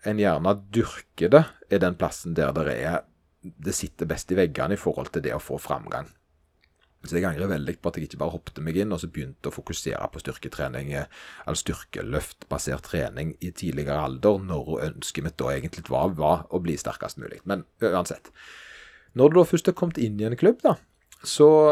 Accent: Stavanger, Rogaland, Norway; der jeg kommer fra, nemlig Stavanger

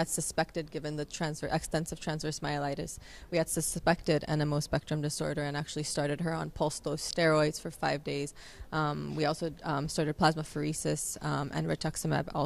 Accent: Los Angeles, California, United States; also born or lived in Loma Linda; I'm from Los Angeles

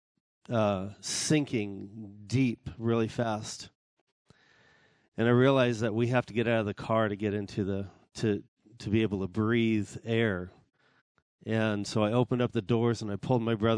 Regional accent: Kodiak Island, Alaska, United States; we were raised on Kodiak Island

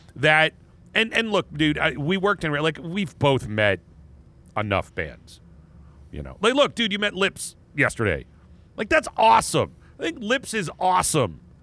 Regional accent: Erie, Pennsylvania, United States; the mall in my hometown

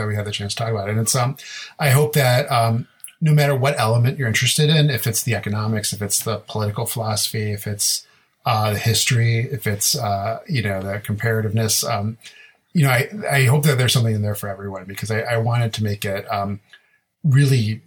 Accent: Chicago, Illinois, United States; I'm a Chicagoan who went to U of I, University of Illinois

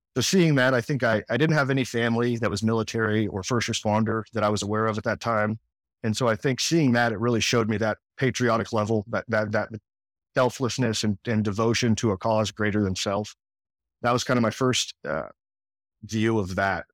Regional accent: Edmond, Oklahoma, United States; also born or lived in New Orleans, Louisiana / Kansas City area; now in Johnson County, Kansas, United States; where I grew up in Oklahoma

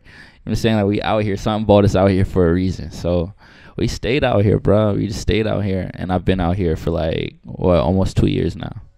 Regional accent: Amityville, New York, United States; moved away as an adult; now in Los Angeles, United States; I grew up in Long Island, um, New York, Amityville

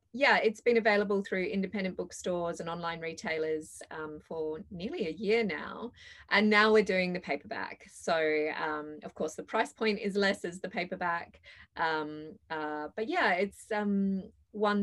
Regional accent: Perth, Western Australia, Australia; I grew up in Perth

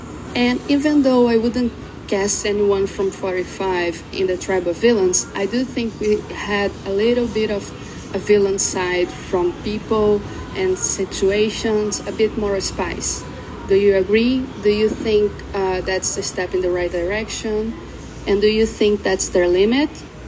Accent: Brazil; English is a second language; I'm from Brazil.

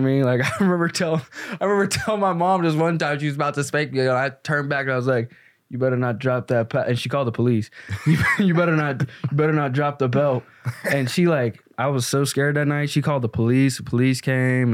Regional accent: Pittsburgh, Pennsylvania, United States; also born or lived in the South; now in Chicago, United States; I grew up in Pittsburgh with my mom

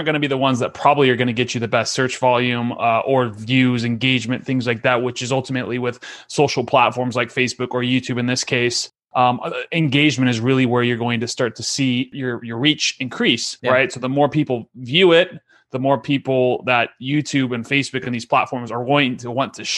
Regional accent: San Diego, California, United States; San Diego.

